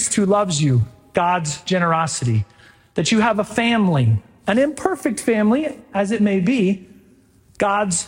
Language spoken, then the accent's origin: English; right outside of Houston, Texas, United States; now in Stillwater, United States; I grew up right outside of Houston, Texas.